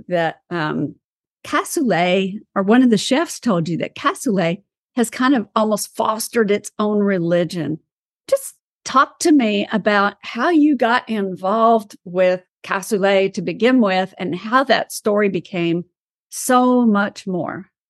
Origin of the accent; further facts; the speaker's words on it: East Texas, United States; I am from East Texas